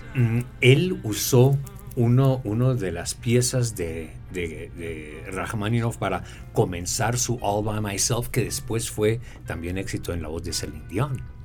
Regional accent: Colombia

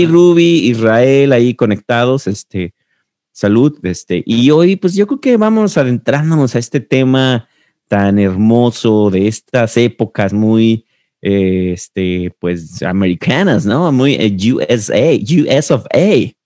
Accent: Mexico; now in United States; como un mexicano que llegó a Estados Unidos

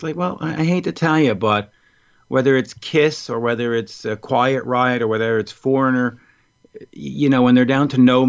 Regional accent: Montreal, Quebec, Canada; Montreal. I've always lived here.

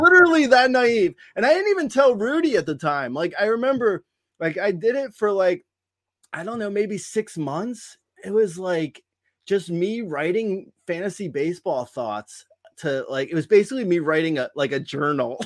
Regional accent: New Jersey, United States; moved away as an adult; also born or lived in Long Island / Boston / Los Angeles; I grew up in Jersey, uh, and, and family moved to Long Island when I was in college, but I, I, so I go home to Long Island now, but I grew up in Jersey

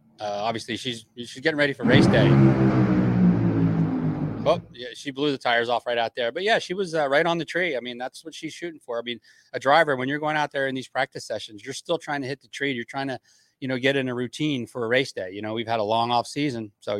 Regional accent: New Jersey, United States; I mean, I grew up in New Jersey. I grew up going to the Summer Nationals since I was in seventh grade.

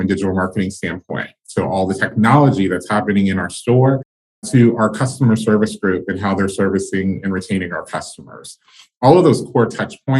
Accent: Charlotte, North Carolina, United States; also born or lived in Greensboro, North Carolina; I grew up in Charlotte, North Carolina

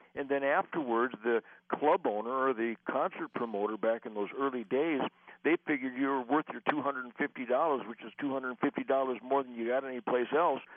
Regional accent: Detroit, Michigan, United States; I was born in Detroit

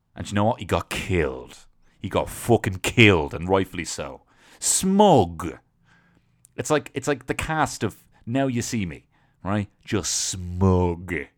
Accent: Dublin, Leinster, Ireland; moved away; also born or lived in London; I'm from Dublin

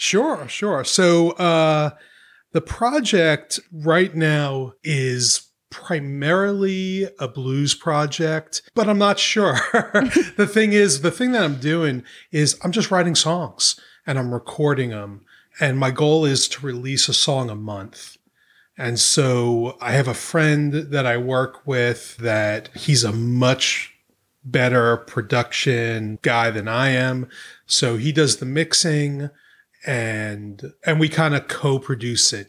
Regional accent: New York, United States; moved away as an adult; also born or lived in the South (US); now in St. Andrews, United States; I'm from New York, you know, but I lived in the South pretty much my whole adult life, but I, I still consider myself a New Yorker

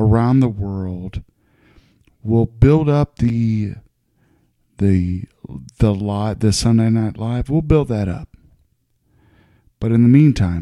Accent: Ohio, United States; also born or lived in Texas; I live in Ohio, born and raised in Ohio.

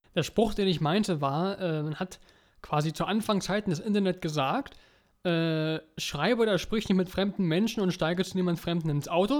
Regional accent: Germany; Bei uns in Deutschland

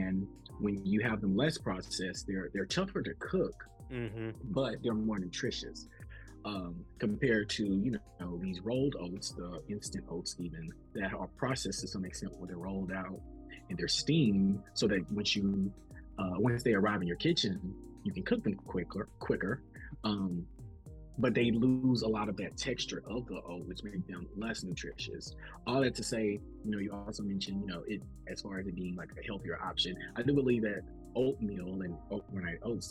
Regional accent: the South, United States; I'm from the South

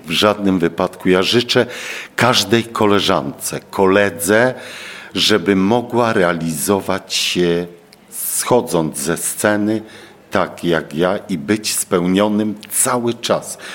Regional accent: Bielsko-Biała, Silesian Voivodeship, Poland; also born or lived in Koszęcin; Ja urodziłem się w Bielsku Białej, czyli u mnie się nie godo

